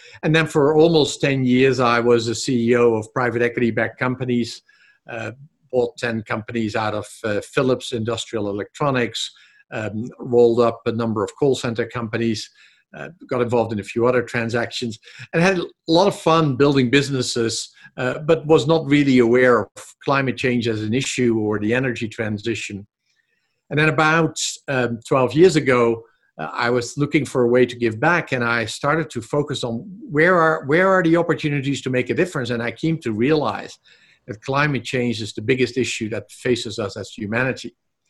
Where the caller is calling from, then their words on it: Boulder, Colorado, United States; I'm back home in Boulder, Colorado at the moment.